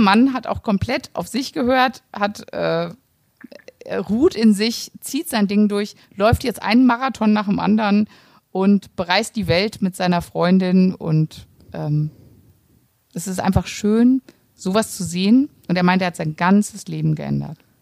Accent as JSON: {"language": "German", "town": "Cologne", "region": "North Rhine-Westphalia", "country": "Germany", "said": "ich komme ja aus Köln."}